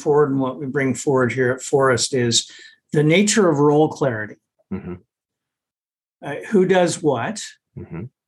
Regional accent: Canada; being a Canadian

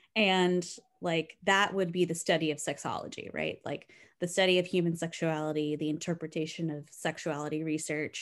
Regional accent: South Texas, United States; I grew up in South Texas

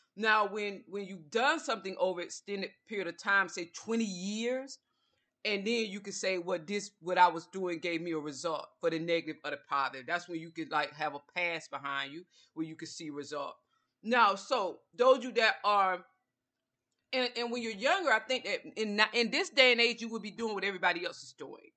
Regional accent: Georgia, United States; I'm from the South, I'm from Georgia

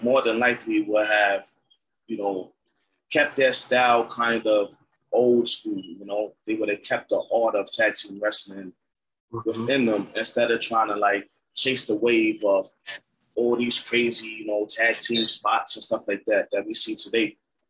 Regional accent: New York, United States; People love when they find out I'm from New York.

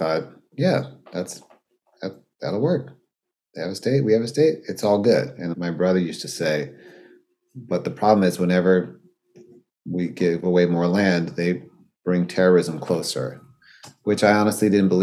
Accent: South Africa; I'm from South Africa

